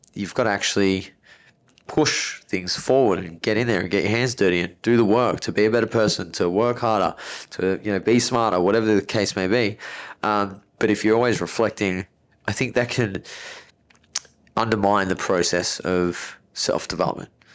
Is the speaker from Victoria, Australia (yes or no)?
yes; Melbourne, Victoria, Australia; I was born in Melbourne, very affluent area in Melbourne